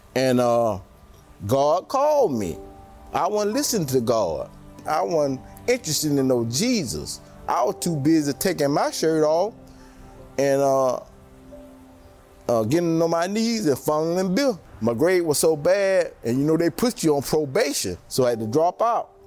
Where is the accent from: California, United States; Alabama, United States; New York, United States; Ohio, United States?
Alabama, United States; Tuscaloosa; moved away; I'm originally from Tuscaloosa, Alabama.